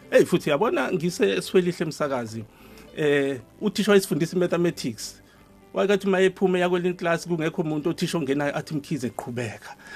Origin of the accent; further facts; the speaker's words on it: Durban, KwaZulu-Natal, South Africa; also born or lived in Hammarsdale; ubaba sesuka khona ke esethenga umuzi emlazi kwaG hmm. eh section ke ilapha engikhulele khona